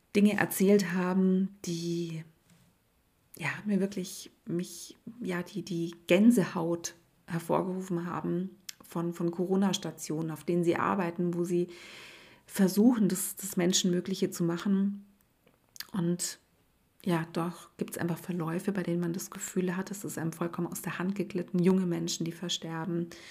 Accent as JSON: {"language": "German", "region": "Swabia", "country": "Germany", "said": "bei uns in Schwaben"}